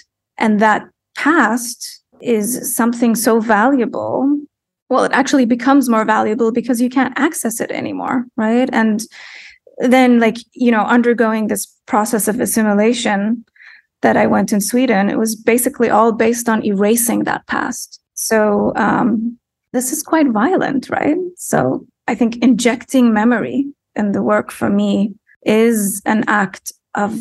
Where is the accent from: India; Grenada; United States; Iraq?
Iraq; Baghdad, Baghdad Governorate; I grew up in Baghdad in the 80s, which was quite a tumultuous environment to be